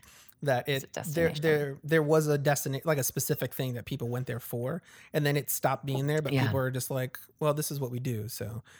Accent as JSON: {"language": "English", "town": "Chicago", "region": "Illinois", "country": "United States", "tie": "born or raised there", "said": "especially because I grew up in Humboldt Park. And there's a lot of grass in Humboldt Park where we could just go and eat hot dogs."}